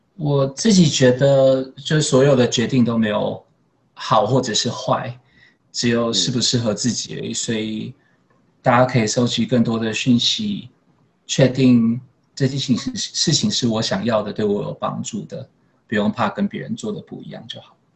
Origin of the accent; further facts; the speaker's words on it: Taiwan; moved away as an adult; now in Singapore; 这是一个台湾人蛮独特的位置可以去发挥的